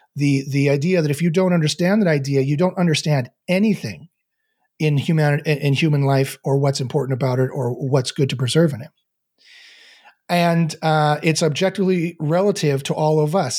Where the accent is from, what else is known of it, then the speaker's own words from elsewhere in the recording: Canada; I'm Canadian